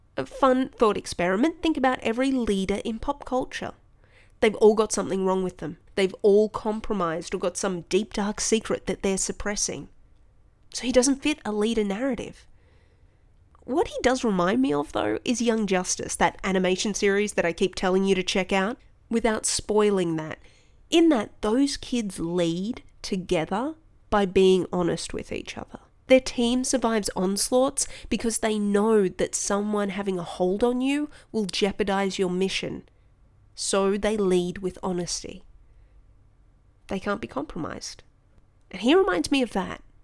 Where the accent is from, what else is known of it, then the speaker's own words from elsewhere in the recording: Australia; I'm Australian